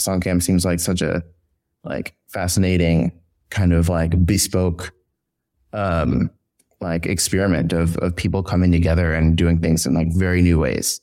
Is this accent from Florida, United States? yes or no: no; San Antonio, Texas, United States; moved away as an adult; now in New York, United States; I'm originally from San Antonio, Texas.